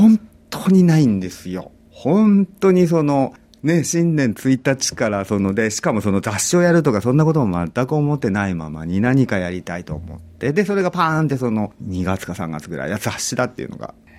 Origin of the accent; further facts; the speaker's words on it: Kumamoto, Japan; moved away as an adult; also born or lived in Tokyo; now in Sydney, Australia; 私はあのもともと地元は熊本なんですけれども、大学から東京で